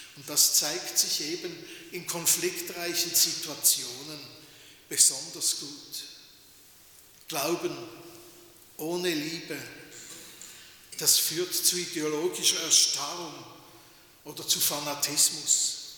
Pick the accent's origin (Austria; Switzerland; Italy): Switzerland; bei uns in der Schweiz